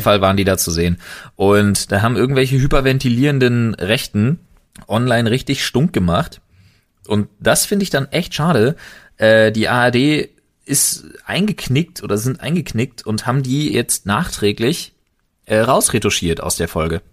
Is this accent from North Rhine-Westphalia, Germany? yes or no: no; Berlin, Germany; als geborener Berliner